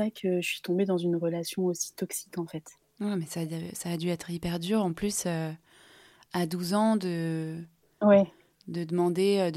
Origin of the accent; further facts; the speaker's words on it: Nancy, Grand Est, France; oui, j'ai grandi à Nancy.